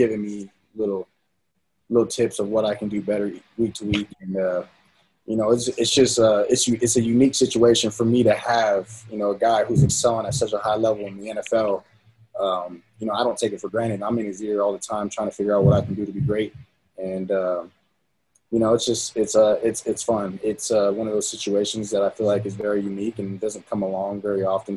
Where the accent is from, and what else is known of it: San Diego, California, United States; born or raised there; moved away as an adult; now in Utah, United States